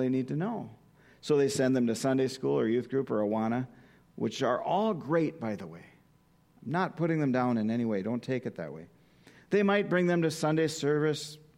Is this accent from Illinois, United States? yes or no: no; Minot, North Dakota, United States; my hometown of Minot, North Dakota